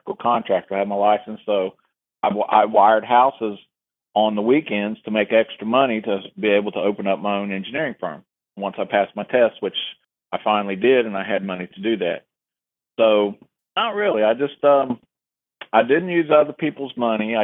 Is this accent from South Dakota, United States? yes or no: no; Ohio, United States; moved away; I grew up on the Ohio River, and Grandma lived across the river in Kentucky.